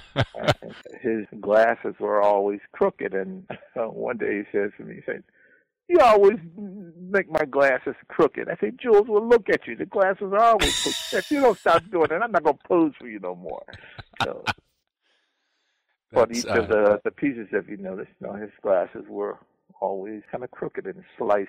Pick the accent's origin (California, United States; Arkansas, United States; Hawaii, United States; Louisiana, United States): Louisiana, United States; New Orleans; Say, well, I'm a nigga from New Orleans, and I don't know shit about jazz.